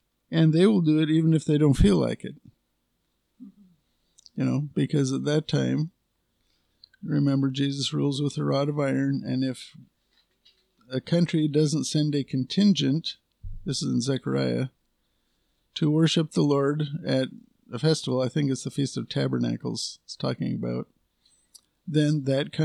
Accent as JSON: {"language": "English", "country": "United States", "said": "I'm a patriotic American. You know, I'm an American."}